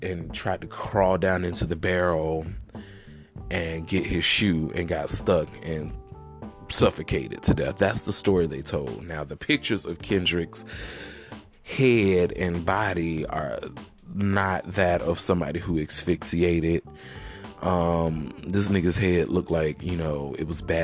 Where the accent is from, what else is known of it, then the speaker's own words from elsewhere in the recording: Alabama, United States; now in Atlanta, United States; I'm from Alabama. I live in Atlanta now, but obviously, that's where I'm from